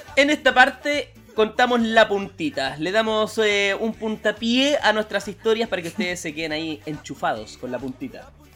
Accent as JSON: {"language": "Spanish", "country": "Chile", "also_born_or_lived": "New Zealand / Canada", "moved": "yes", "said": "los chilenos"}